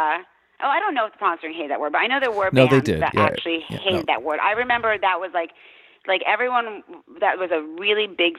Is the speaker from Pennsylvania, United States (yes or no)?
yes; Wilkes-Barre, Pennsylvania, United States; I grew up in Wilkes-Barre, Pennsylvania.